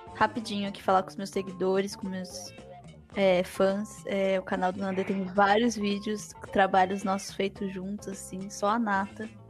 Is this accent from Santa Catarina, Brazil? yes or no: no; Campinas, São Paulo, Brazil; now in São Paulo, Brazil; Eu saí de Campinas, né? E meus pais foram para muito longe, assim